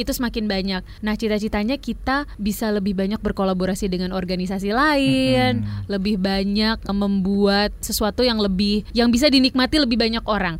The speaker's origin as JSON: {"language": "Indonesian", "region": "Jakarta", "country": "Indonesia", "tie": "born or raised there", "said": "aku tumbuh di Jakarta, di Jabodetabek"}